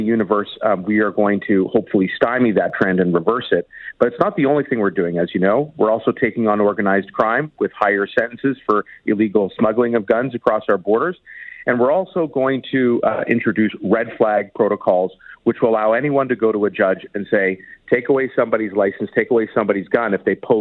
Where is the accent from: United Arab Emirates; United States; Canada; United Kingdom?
Canada; Toronto, Ontario; the Danforth shooting in my hometown